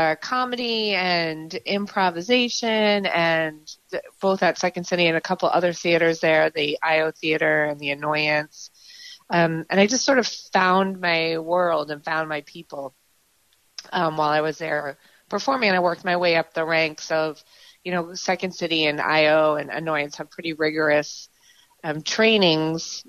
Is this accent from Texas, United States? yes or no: no; Marion, Massachusetts, United States; growing up in Marion, it's a great, great way to grow up